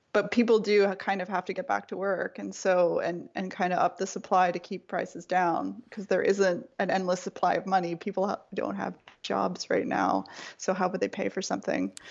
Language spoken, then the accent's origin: English; Nova Scotia, Canada; moved away as an adult; now in Sacramento, United States; grew up in a pretty small province called Nova Scotia.